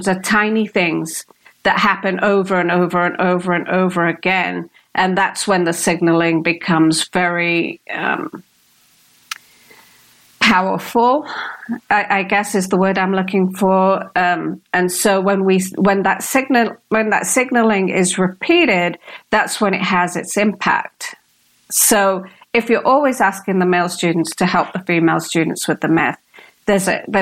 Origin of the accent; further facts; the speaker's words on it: United Kingdom; accent: British; You're going to expect the Indian accent because I am of Indian origin. And so when I come out with this British accent